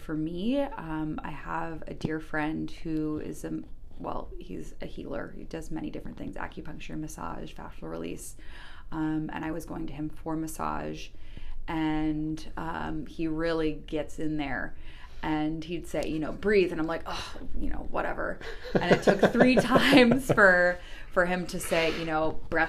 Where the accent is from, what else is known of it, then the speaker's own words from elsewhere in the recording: United States; growing up in the States.